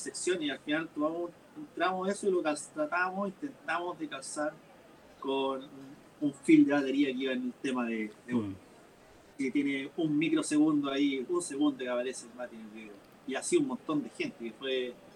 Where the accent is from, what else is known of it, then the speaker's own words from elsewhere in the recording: Curicó, Maule, Chile; now in Talca, Chile; al menos yo acá en Talca, también yo que mencionar que vengo de Curicó